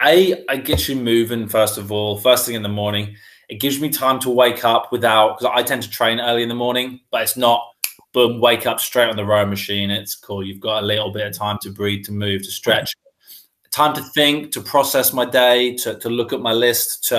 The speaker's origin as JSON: {"language": "English", "town": "Wroxham", "region": "East of England", "country": "United Kingdom", "tie": "born or raised there", "also_born_or_lived": "North Walsham, Norfolk / London", "said": "I was born in North Walsham in Norfolk. And I grew up in kind of Salhouse, Wroxham, so the Broads area of Norfolk. And that is where I currently live again now"}